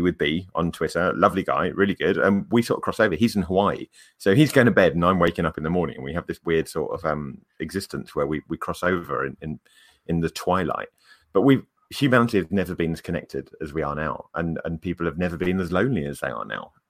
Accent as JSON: {"language": "English", "region": "England", "country": "United Kingdom", "accent": "English", "said": "very few people sound as English as"}